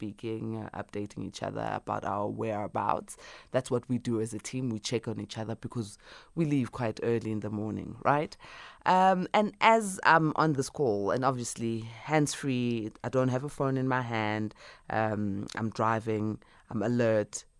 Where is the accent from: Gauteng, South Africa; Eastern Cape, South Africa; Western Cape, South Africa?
Gauteng, South Africa; Boksburg; I was born in Boksburg, in the East Rand.